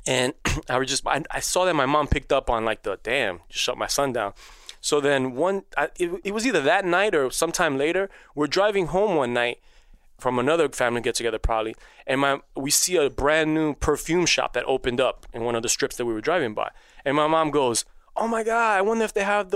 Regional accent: New York City, New York, United States; first language Spanish; English is a second language; I grew up in Queens

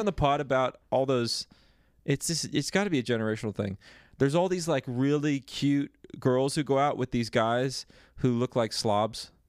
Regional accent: Dallas, Texas, United States; I grew up in Texas

